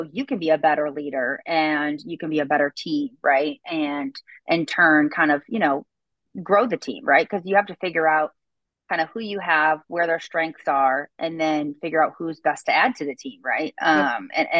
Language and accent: English; East Coast, United States; now in the South, United States; I grew up on the East Coaster side